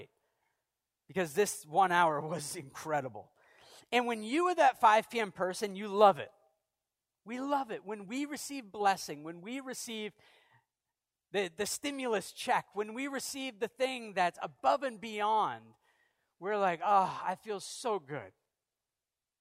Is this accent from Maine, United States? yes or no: yes; Maine, United States; I'm from Maine